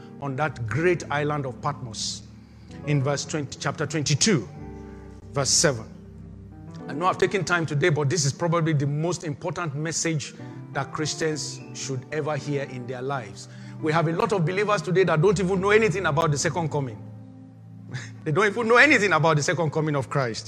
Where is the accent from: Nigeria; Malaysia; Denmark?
Nigeria; moved away; that's the country I came from